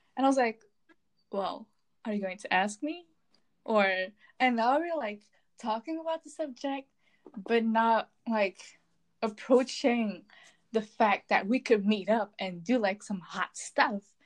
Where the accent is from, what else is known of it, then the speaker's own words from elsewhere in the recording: Belgium; I'm from Belgium. I live in the land of fries and chocolate.